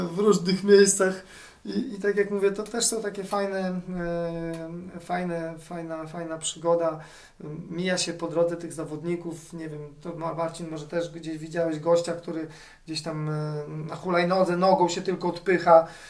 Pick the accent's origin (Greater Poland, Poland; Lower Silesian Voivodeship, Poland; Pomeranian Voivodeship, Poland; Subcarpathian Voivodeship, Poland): Pomeranian Voivodeship, Poland; Gdańsk; jestem z Trójmiasta, z Gdańska dokładnie